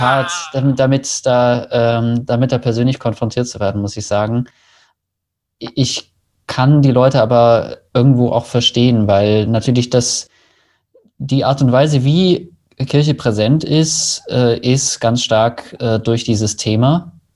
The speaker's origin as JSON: {"language": "German", "country": "Germany", "said": "als Deutsche"}